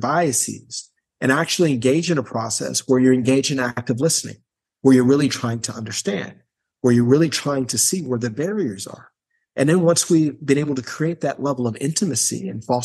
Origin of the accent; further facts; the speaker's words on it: Gary, Indiana, United States; I'm from Gary, Indiana